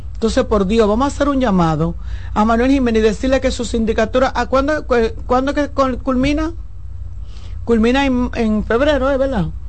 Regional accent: Santo Domingo, Distrito Nacional, Dominican Republic; yo nací en la, en la clínica Doctor Rosario, ahí en el ensanche Luperón, y me crié

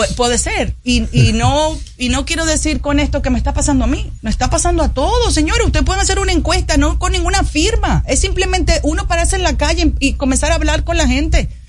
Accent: Dominican Republic; como dominicana que salgo a la calle preocupada por lo que pasa día a día

